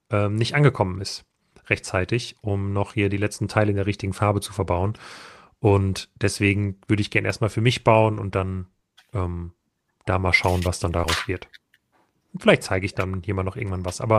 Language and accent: German; Saxony, Germany; Ich bin Erzgebirgler und kann sagen, es dreht sich richtig rum.